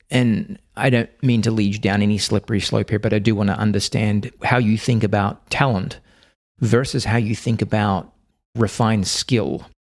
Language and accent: English; Australia; Given that I'm from Australia, you're going to have to fill me in here.